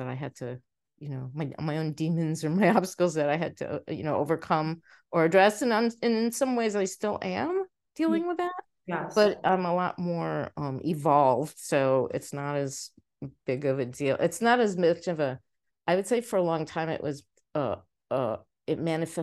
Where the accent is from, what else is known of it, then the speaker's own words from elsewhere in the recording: New York City, New York, United States; also born or lived in Egypt; we moved to the States when I was about a year old. We moved to New York City and I grew up there